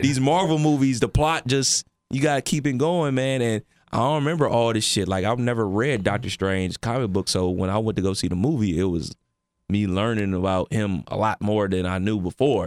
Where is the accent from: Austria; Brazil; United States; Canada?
United States; Cleveland, Ohio; where I grew up in Cleveland